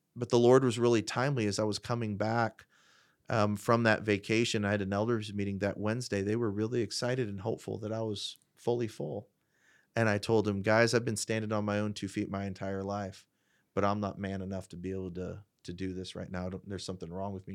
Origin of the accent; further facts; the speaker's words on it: Fort Wayne, Indiana, United States; I, I, predominantly grew up in Fort Wayne, uh, in the Fort Wayne area.